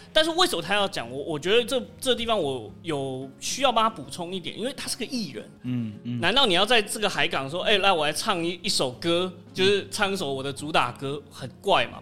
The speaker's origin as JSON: {"language": "Chinese", "country": "Taiwan", "said": "我们台湾人"}